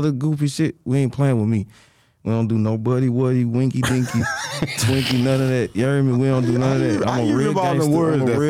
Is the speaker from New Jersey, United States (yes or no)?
no; St. Louis, Missouri, United States; I'm from the north side of St. Louis. I'm from Farland.